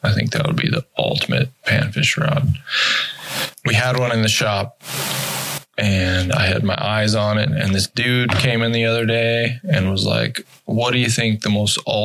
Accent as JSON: {"language": "English", "region": "Montana", "country": "United States", "tie": "born or raised there", "moved": "as an adult", "lives_now": "St. Paul, United States", "said": "I grew up in Montana, fourth generation Montanan. Lived in Montana for 38 years of my life"}